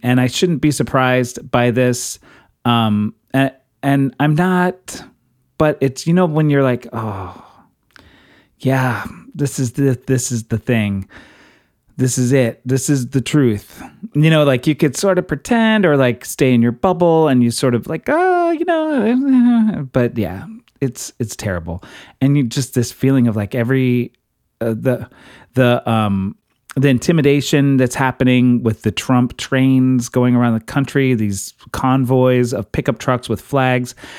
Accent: Texas, United States; now in Brooklyn, United States; I grew up in Texas.

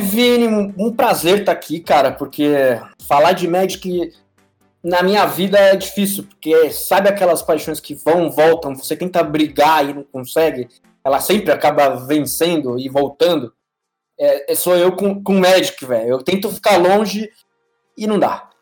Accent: São Paulo, Brazil; moved away as an adult; now in Panama; Eu Sou de São Paulo, nascido e criado no bairro do Ipiranga

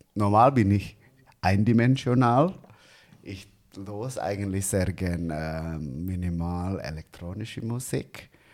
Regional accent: Bandung, West Java, Indonesia; German is a second language; moved away as an adult; now in Zurich, Switzerland; direkt von Indonesien und dort in äh, Bandung, wo ich herkomme

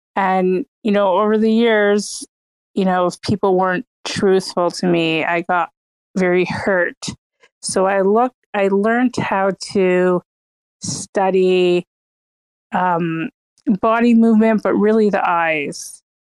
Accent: Toronto, Ontario, Canada; moved away as an adult; now in New York, United States; I grew up in Toronto, Canada.

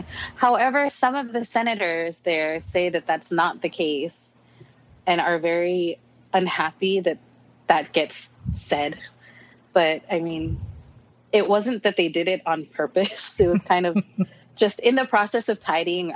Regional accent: Oregon, United States; moved away as an adult; also born or lived in Palau; now in Hawaii, United States; I was born and raised in Oregon

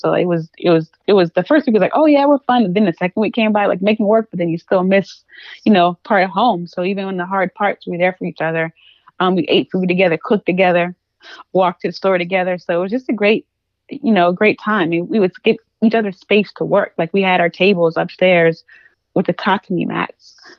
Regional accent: the South, United States; Like, of course I grew up in the South, so I know what nature is like, but like I wasn't walking to the grocery store.

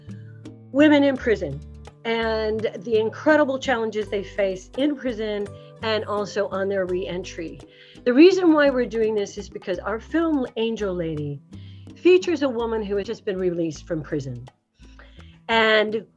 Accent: Delaware, Ohio, United States; my hometown of Delaware, Ohio

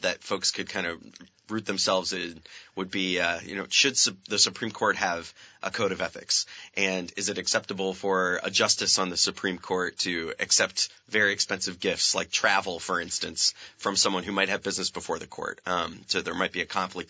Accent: Franklin County, Vermont, United States; also born or lived in California; I grew up in Franklin County

